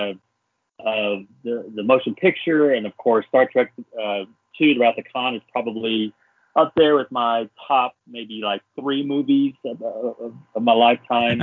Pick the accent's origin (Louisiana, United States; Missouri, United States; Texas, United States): Texas, United States; Dallas; I grew up in Dallas, the Dallas, Texas area.